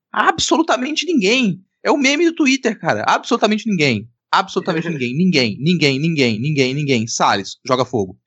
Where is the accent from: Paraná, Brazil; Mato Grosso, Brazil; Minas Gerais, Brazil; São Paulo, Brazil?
Minas Gerais, Brazil; now in Espírito Santo, Brazil; eu sou de Minas Gerais, né, cara? É. Sou mineiro mora muito tempo no Espírito Santo, mas eu sou mineiro